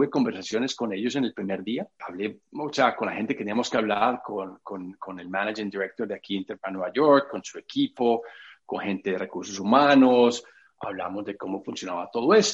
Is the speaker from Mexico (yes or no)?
no; England, United Kingdom; Spanish is a second language; tú me conoces en mi, en mi, en mi lado de inglesa eh, también, yo tengo acento fuerte y, tengo una gramática a veces terrible